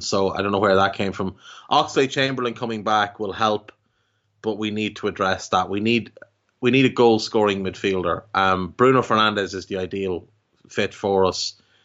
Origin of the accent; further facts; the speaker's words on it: Ireland; as an Irishman